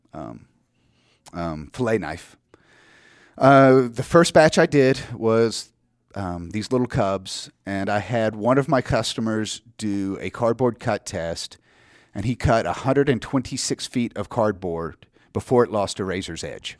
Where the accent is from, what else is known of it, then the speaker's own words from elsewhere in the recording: Georgia, United States; now in South Carolina, United States; I grew up in Georgia. I live in South Carolina now in the, the Highlands.